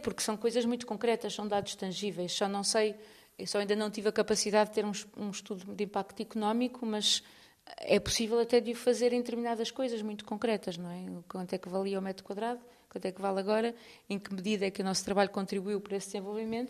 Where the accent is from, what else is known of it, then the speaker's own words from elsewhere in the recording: Porto, Norte, Portugal; moved away as an adult; now in Lisbon, Portugal; eu sou do Porto, mudei para Lisboa há 20 anos.